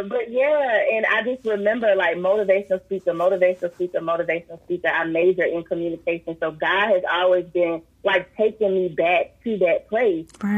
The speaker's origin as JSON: {"language": "English", "town": "Columbia", "region": "South Carolina", "country": "United States", "tie": "born or raised there", "said": "I grew up in Rosewood in Columbia, South Carolina"}